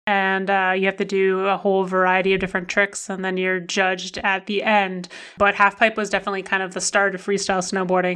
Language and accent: English; Ottawa, Ontario, Canada; also born or lived in Vancouver; I was born in Vancouver, so, like, where I live or where I grew up in the Ottawa area, there's not very many big mountains, but I, I did grow up in Vancouver until I was, like, five